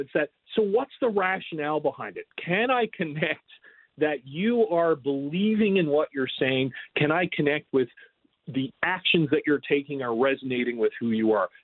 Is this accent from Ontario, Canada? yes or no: no; Newfoundland and Labrador, Canada; moved away; I'm from Newfoundland, Canada originally, so right on the water